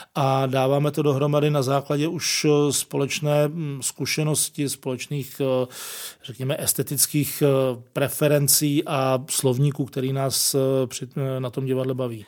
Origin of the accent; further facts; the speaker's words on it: Prague, Czechia; Jsem, jsem z Prahy